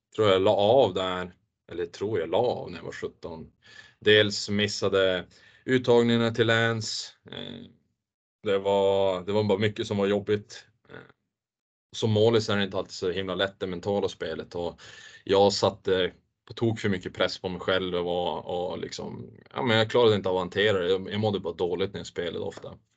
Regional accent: Luleå, Norrbotten County, Sweden; born or raised there

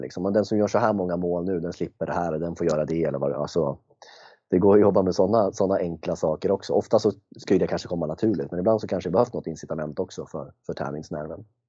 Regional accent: Järna, Stockholm County, Sweden; jag är från Järna

